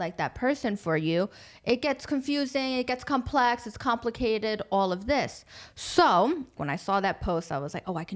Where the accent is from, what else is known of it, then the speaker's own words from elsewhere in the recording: United States; moved away as an adult; now in Dubai, United Arab Emirates; my experience as an American expat at that time.